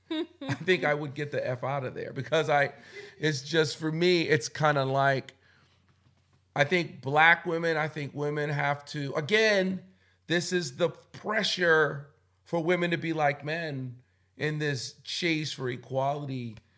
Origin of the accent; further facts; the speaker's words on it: Boston, Massachusetts, United States; also born or lived in Philadelphia, Pennsylvania; I was born in Philly but raised in Boston